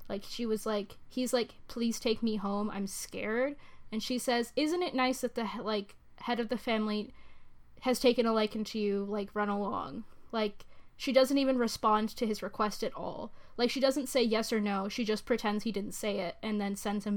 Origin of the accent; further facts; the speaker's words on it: United States; I am American